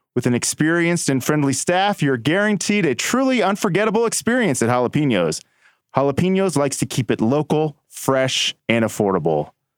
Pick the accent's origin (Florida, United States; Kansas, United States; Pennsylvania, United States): Kansas, United States; Stanley; growing up in Stanley, Kansas.